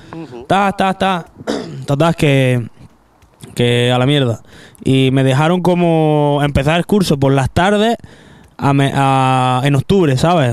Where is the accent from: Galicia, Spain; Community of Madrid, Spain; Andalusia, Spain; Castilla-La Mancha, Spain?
Andalusia, Spain; Granada; Yo que soy de Granada